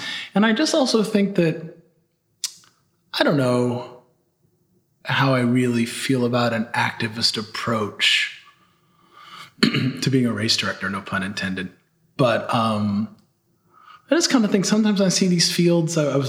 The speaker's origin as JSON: {"language": "English", "town": "San Diego", "region": "California", "country": "United States", "tie": "born or raised there", "said": "but just growing up in San Diego at that time, my dad and his friends had afros and short shirts and mesh singlets and Nike waffle racers and were out there doing it."}